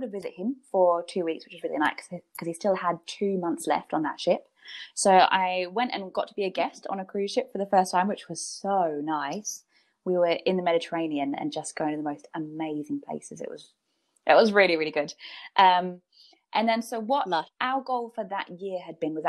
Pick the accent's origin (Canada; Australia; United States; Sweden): Australia; Brisbane, Queensland; now in United Kingdom; I've got a lot of friends back in Brisbane